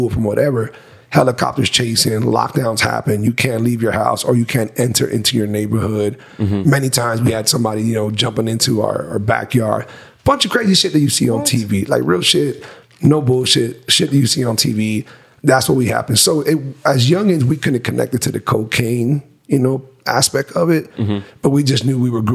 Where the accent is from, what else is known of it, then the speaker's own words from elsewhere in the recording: Miami, Florida, United States; born and raised in Miami, without a doubt, but the southern region